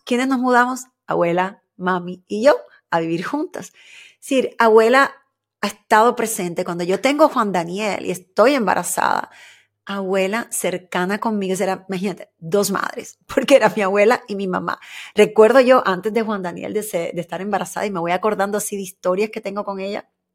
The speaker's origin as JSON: {"language": "Spanish", "region": "Havana", "country": "Cuba", "tie": "born or raised there", "said": "el barrio donde yo nací, donde me crié, en Luyano, ahí en Cuba"}